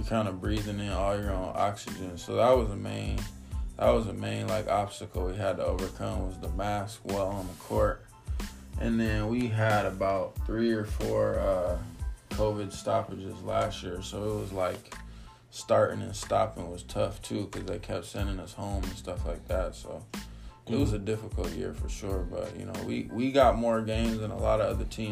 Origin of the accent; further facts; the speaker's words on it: California, United States; moved away as an adult; now in Detroit, United States; I'm originally from California, so I lived in California until I was like 18